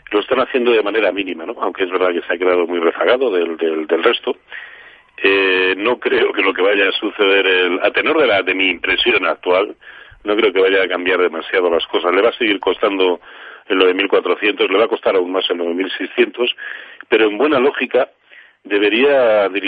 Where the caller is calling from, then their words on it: Valencia, Valencian Community, Spain; de Valencia.